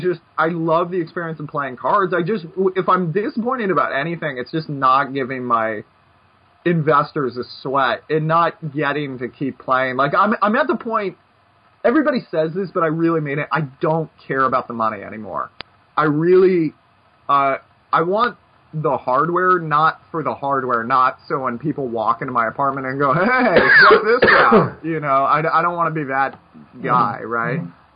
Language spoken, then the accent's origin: English; Brooklyn, New York, United States; It's part of growing up in Brooklyn or something.